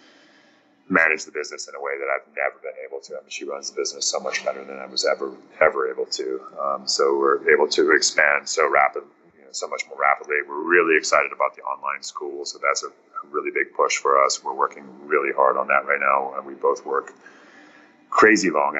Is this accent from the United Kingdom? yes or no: no; South Africa; moved away; I'm originally from South Africa